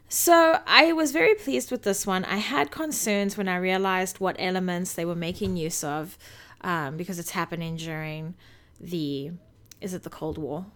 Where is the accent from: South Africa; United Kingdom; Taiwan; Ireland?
South Africa; moved away; while I was growing up in South Africa